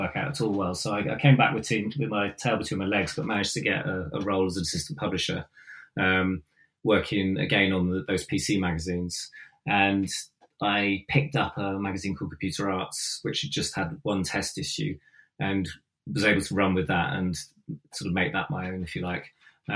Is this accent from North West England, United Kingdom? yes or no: no; Devon, South West England, United Kingdom; moved away; also born or lived in London / Bath; I come from Devon